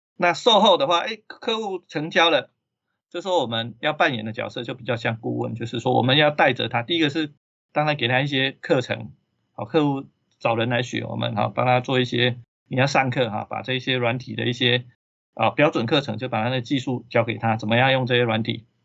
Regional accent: Taiwan; 我们台湾这边

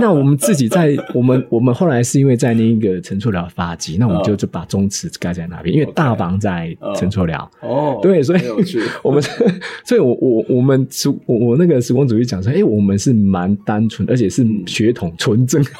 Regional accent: Minxiong, Chiayi County, Taiwan; 我从小生活在丰收村

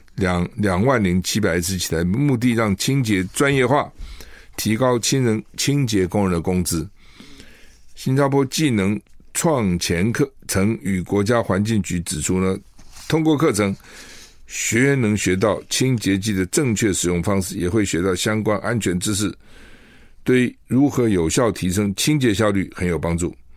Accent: Taiwan; 一个墨西哥城跟我们台湾人一样多啊

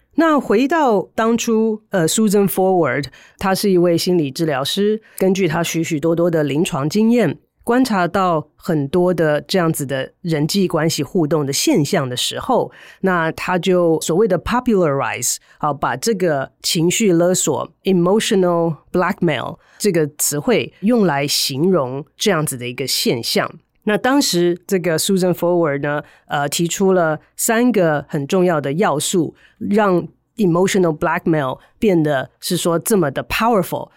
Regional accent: Taiwan; moved away as an adult; also born or lived in United States; 后来呢，回到台湾来的时候，要花一段的时间

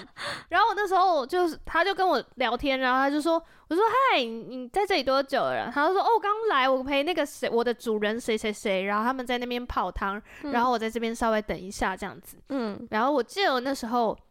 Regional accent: Taiwan; 我从台湾来的。

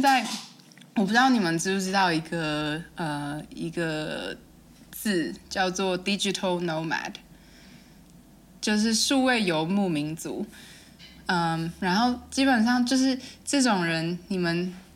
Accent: Hualien County, Taiwan; moved away; 因为我是花莲人，然后我就说，哦，饭店附近，那应该是那个美伦饭店附近，就是我们，反正我们家不远的地方

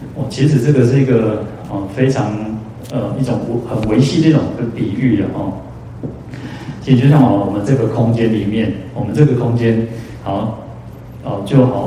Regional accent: Taiwan; 我们，哦，台湾人

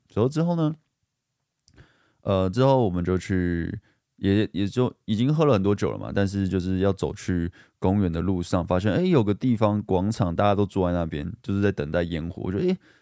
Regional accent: Guishan, Taoyuan, Taiwan; 我也是桃园人，我说，哦，桃园人吗？桃园龟山

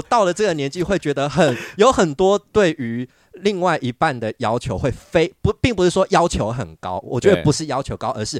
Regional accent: Yunlin County, Taiwan; now in Taipei, Taiwan; 因为我自己就是云林人，然后也到也到台北这边来读书，

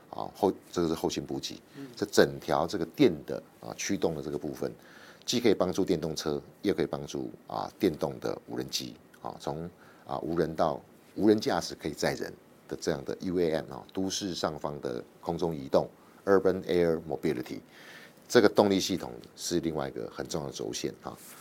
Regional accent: Taiwan; 我们台湾人

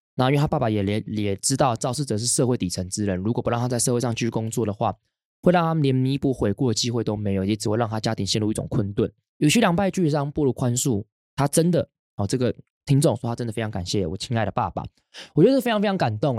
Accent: Hsinchu, Taiwan; now in Taipei, Taiwan; 从我国小开始，我们，我搬到新竹之后

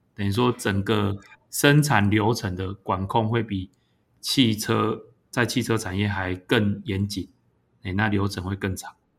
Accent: Pingtung County, Taiwan; 我本身是屏东人，我们都在屏东住了很久

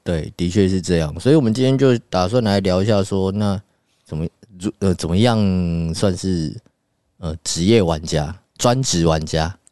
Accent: Taiwan; 我们台湾人爱打麻将啊

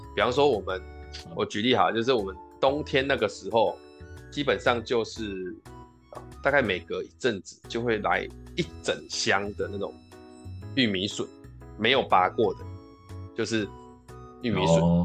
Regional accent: southern Taiwan, Taiwan; 我们南部嗯。人的那个习性

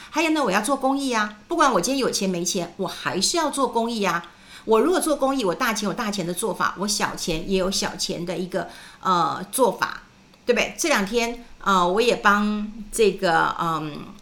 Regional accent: New Taipei, Taiwan; moved away as an adult; also born or lived in Wenshan District, Taipei; now in Taipei, Taiwan; 我就从新店就搬到了文山区

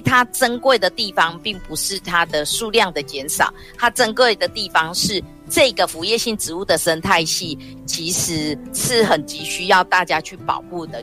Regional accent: Taichung, Taiwan; moved away as an adult; now in Tainan, Taiwan; 我是台中人，我那时候有加入台湾省野鸟协会，现在改名台湾野鸟协会

